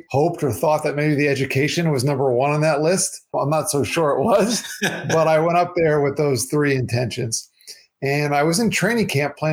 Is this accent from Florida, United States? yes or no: yes; South Florida, United States; also born or lived in New York; growing up, you know, in my town here in South Florida